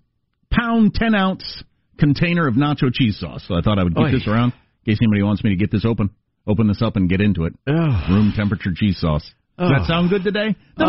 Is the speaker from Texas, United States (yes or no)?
no; Kansas, United States; moved away; I'm from Kansas.